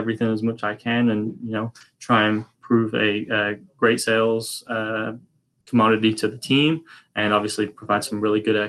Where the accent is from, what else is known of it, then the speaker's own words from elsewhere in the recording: England, United Kingdom; I'm from England originally.